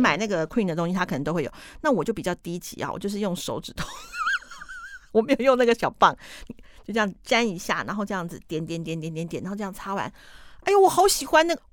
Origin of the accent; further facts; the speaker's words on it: Taiwan; 我们台湾的花农跟台湾的小农